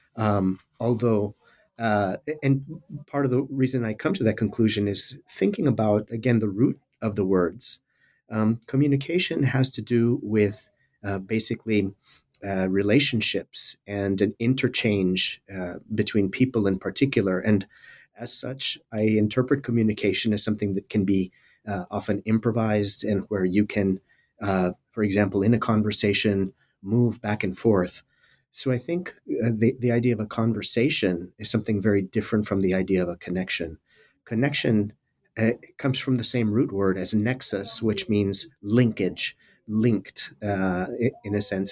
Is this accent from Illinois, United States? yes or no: no; South Texas border area, United States; moved away; I'm originally from the South Texas border area. Uh, I grew up in a small town, uh, at the very southern tip of the state of Texas